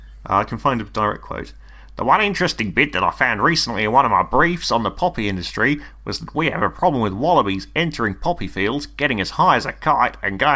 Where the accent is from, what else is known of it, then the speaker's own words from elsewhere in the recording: Florida, United States; Hey, I'm from Florida.